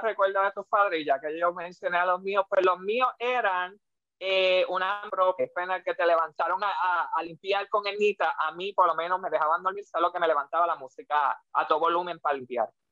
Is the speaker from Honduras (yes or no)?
no; Puerto Rico; muchos puertorriqueños que escuchamos divas